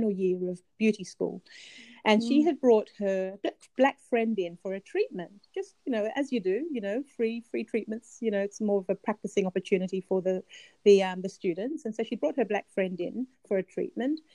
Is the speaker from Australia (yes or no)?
yes; Australia; I'm Australian